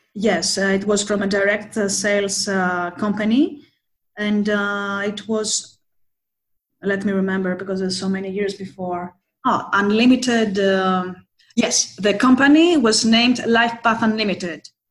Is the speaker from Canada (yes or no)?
no; Athens, Attica, Greece; also born or lived in Thessaloniki, Greece